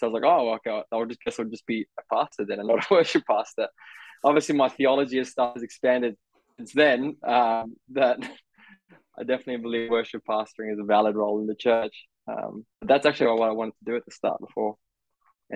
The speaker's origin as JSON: {"language": "English", "country": "Australia", "tie": "born or raised there", "also_born_or_lived": "South Africa", "said": "Was born in South Africa, moved in when I was 9, living in Australia since then"}